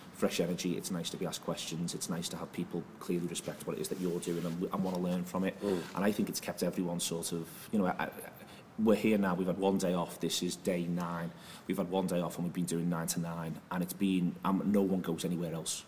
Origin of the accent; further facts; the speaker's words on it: Liverpool, North West England, United Kingdom; We're from Liverpool